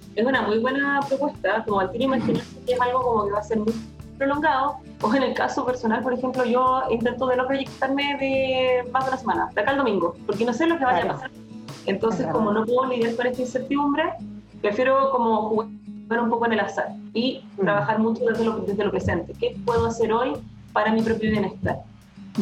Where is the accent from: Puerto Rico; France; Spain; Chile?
Chile; estábamos bastante atrasados como chilenos